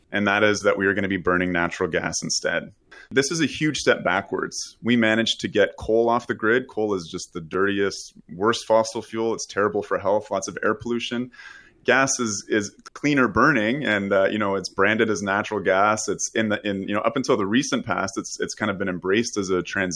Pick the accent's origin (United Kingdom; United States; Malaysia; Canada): Canada; Southern Ontario; I grew up in Southern Ontario